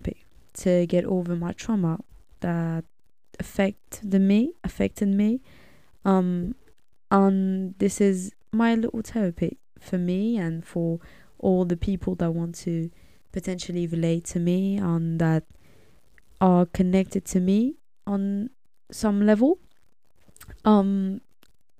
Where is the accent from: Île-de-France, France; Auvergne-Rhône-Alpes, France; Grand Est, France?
Île-de-France, France; suburbs of Paris; I was born and raised in France. Lived there my whole life in the suburbs of Paris.